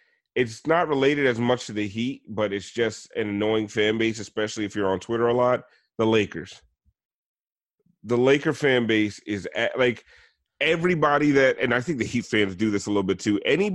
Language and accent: English; West Palm Beach, Florida, United States; born there; it's like me being born in West Palm Beach and saying I'm from Miami.